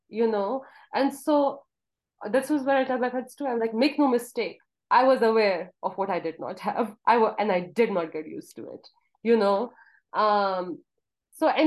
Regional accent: Kohat, Khyber Pakhtunkhwa, Pakistan; moved away as an adult; now in United States; when I was growing up in Kohat

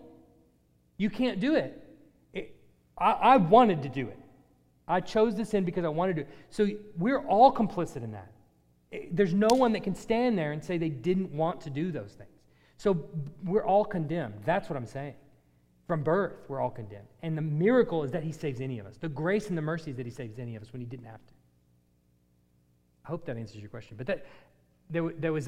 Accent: United States; as Americans

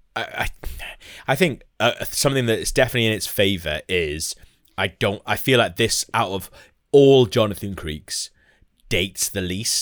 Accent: Wales, United Kingdom; as Welsh people, we've, you know, we, we're quite lucky in a lot of respects because we were all born Welsh

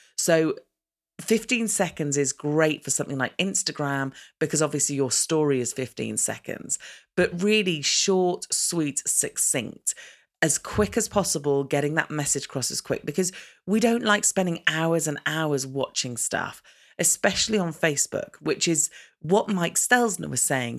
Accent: United Kingdom; as a British person

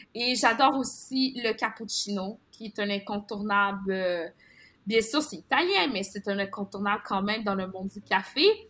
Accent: Quebec, Canada; mon enfance était vraiment teintée d'un, certain déchirement entre le fait euh, de célébrer ma culture haïtienne ou de vouloir m'intégrer à la culture québécoise

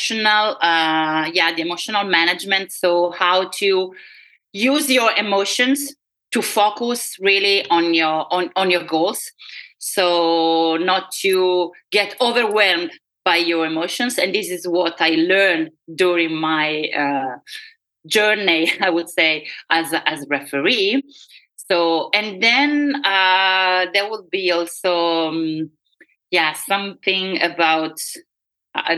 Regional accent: Rome, Lazio, Italy; English is a second language; moved away; I was born in Rome

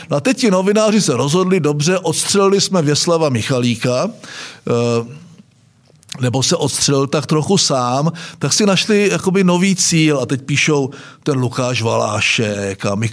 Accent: Vsetín, Zlín Region, Czechia; a já jsem byl ze Vsetína.

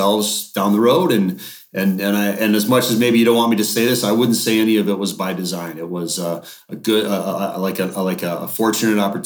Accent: Duluth, Minnesota, United States; I grew up in Duluth, which is up in Northern Minnesota.

